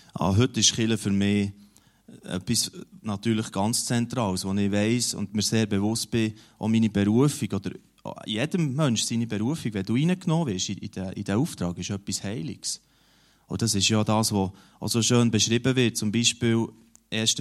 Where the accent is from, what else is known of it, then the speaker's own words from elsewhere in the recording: near Huttwil, Emmental, Bern, Switzerland; in der äh, Gemeinde, wo ich aufgewachsen bin, also in also neben, neben Huttu, in diesem Bauerndorf